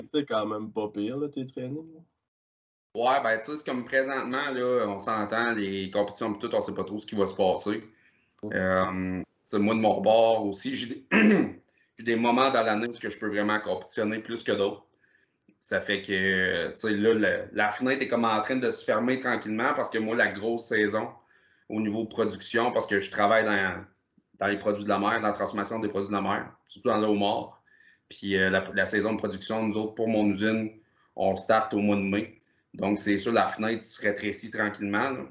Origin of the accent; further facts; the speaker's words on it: Percé, Quebec, Canada; comme j'ai dit tantôt, je viens du coin de Percé.